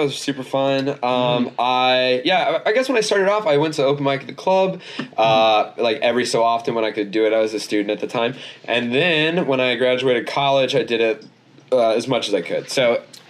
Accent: Southern Illinois, United States; Yeah, I'm from St. Louis a little bit. St. Louis, Louis-Louis. I'm from Southern Illinois. It's where I grew up.

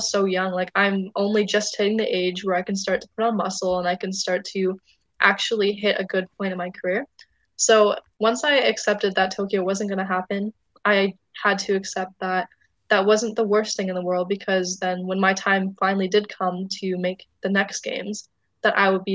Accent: Surrey, British Columbia, Canada; I'm from Surrey

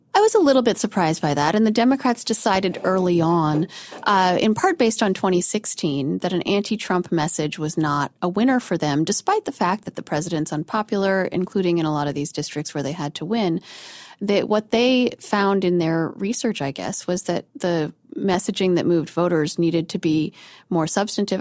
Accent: outside of Denver, Colorado, United States; where I grew up outside of Denver

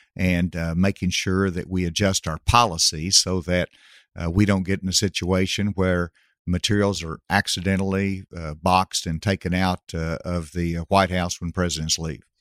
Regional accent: Gravette, Arkansas, United States; Gravett was a town of one thousand, uh, when I grew up there.

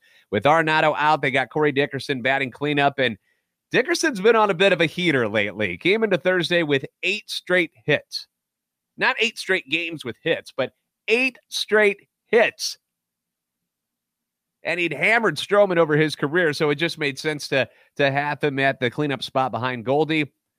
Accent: St. Louis, Missouri, United States; I'm a national radio sports anchor, born and raised in the Lou, lifetime Cardinals fan.

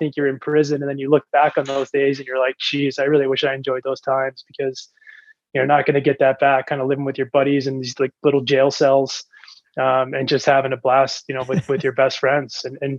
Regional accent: Connecticut, United States; Growing up in Connecticut, it's like all you know.

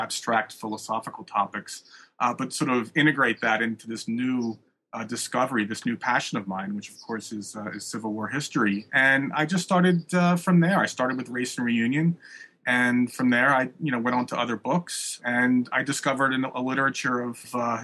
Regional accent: Atlantic City, New Jersey, United States; moved away; also born or lived in Maryland / Charlottesville, Virginia; I grew up in Atlantic City, New Jersey, on the beach

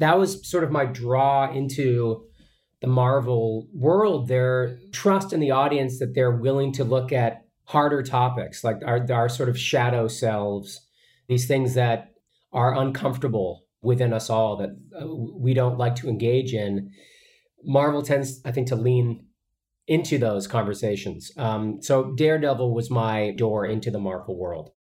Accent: Boston, Massachusetts, United States; growing up in Boston

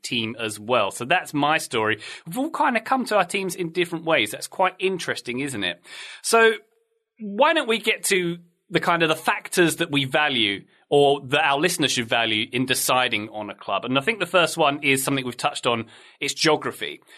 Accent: London, United Kingdom; I grew up in South London

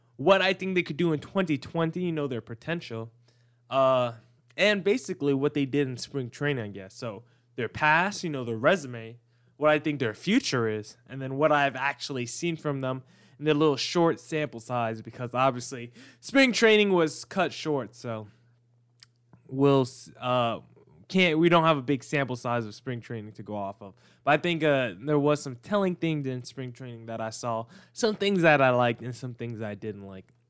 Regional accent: New Jersey, United States; I'm from Jersey

